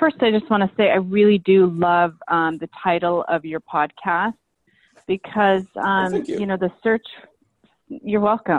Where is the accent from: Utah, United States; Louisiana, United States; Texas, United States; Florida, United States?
Utah, United States; Salt Lake City; I grew up in Salt Lake City, Utah, which is a predominantly Mormon state